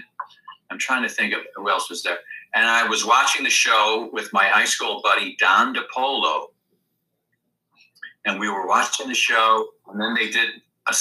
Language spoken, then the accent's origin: English; Arlington Heights, Illinois, United States; I'm from Arlington Heights, Illinois